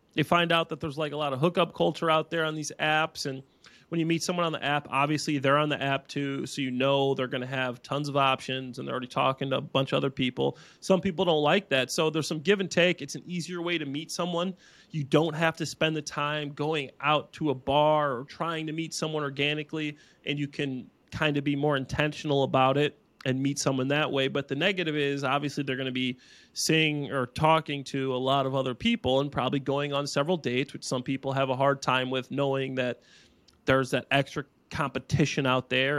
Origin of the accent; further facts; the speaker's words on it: Dwight, Illinois, United States; I'm from Dwight, Illinois.